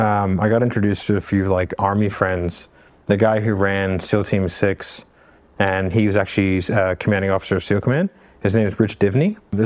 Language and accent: English; Australia; because we like I'm Australian, like we had him wear Australian brands